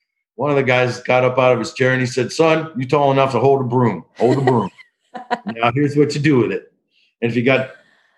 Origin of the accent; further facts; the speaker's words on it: Detroit, Michigan, United States; I'm a son of Detroit